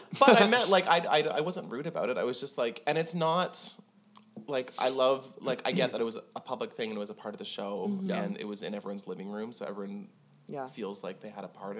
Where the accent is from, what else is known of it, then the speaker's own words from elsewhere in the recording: Toronto, Ontario, Canada; moved away as an adult; now in Nashville, United States; Like Toronto, my hometown?